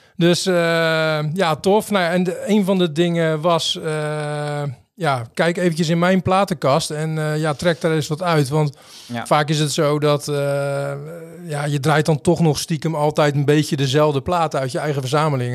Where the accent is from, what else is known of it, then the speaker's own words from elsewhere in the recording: Rotterdam, South Holland, Netherlands; we komen allebei uit Rotterdam